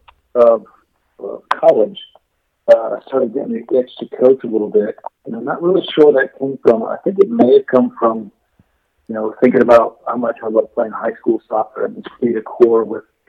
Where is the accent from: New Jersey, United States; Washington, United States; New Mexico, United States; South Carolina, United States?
South Carolina, United States; Mount Pleasant; I grew up in Charleston, South Carolina, in a town right across the river from Charleston called Mount Pleasant